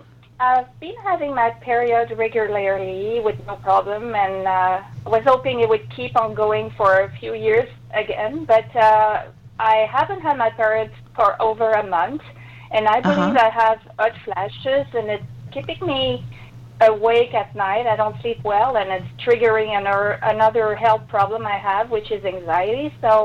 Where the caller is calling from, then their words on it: Quebec, Canada; I'm calling from Quebec, Canada.